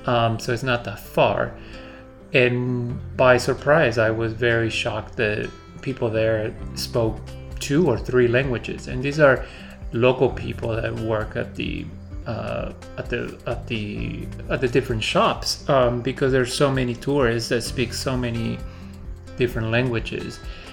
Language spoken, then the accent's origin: English; Peru; English is a second language; because I'm originally from South America, from Peru, and the times that I've gone to Peru, I don't hear as many languages.